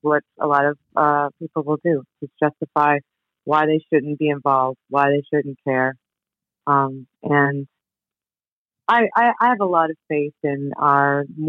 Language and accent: English; Queens, New York, United States; I remember the first time I grew up in New York, first time I was in the city. I grew up in Queens, and I was walking with my family